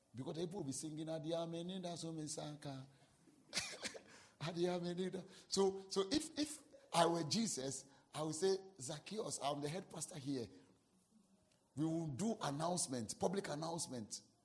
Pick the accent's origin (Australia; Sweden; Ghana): Ghana; I'm a Ghanaian.